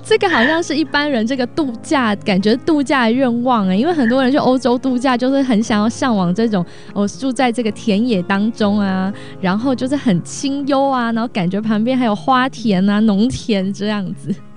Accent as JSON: {"language": "Chinese", "region": "Taipei", "country": "Taiwan", "tie": "born or raised there", "moved": "yes", "lives_now": "Los Angeles, United States", "said": "我这种台北的这种都市小孩"}